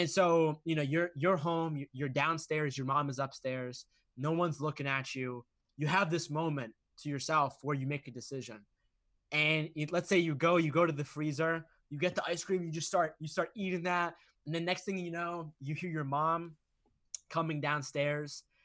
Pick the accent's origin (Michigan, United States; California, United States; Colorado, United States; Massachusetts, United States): Massachusetts, United States; Boston; I grew up in Massachusetts, Boston